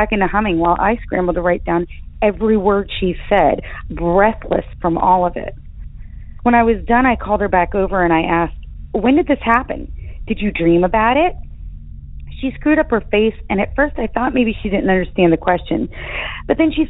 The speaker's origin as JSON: {"language": "English", "region": "Appalachia", "country": "United States", "tie": "born or raised there", "also_born_or_lived": "Virginia / West Virginia", "said": "My sister and I were raised in Appalachia, in Virginia and West Virginia"}